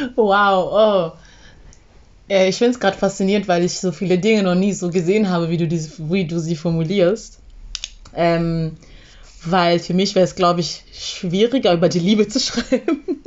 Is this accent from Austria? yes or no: no; Zambia; moved away; ich bin ja in Sambia aufgewachsen